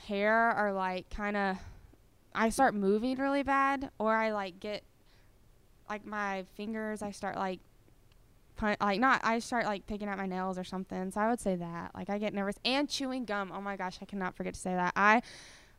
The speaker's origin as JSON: {"language": "English", "area": "Collierville, near Memphis", "region": "Tennessee", "country": "United States", "said": "I'm from Carville, which is right outside of Memphis."}